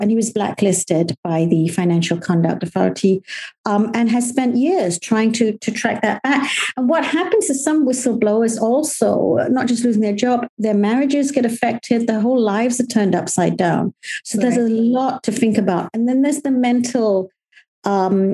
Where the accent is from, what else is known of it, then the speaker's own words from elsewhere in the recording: Malaysia; now in United Kingdom; Me as a Malaysian